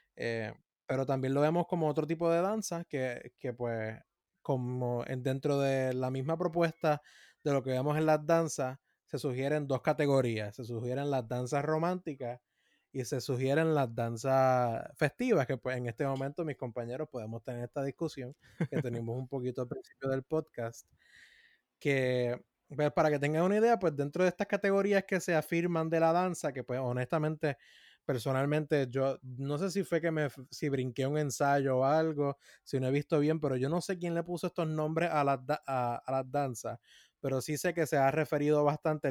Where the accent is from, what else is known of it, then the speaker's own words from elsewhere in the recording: Puerto Rico; como puertorriqueños